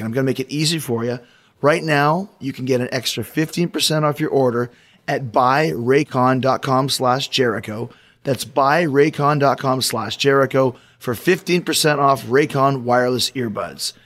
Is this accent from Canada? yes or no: yes; Canada; I'm not from Bulgaria, but I'm from Canada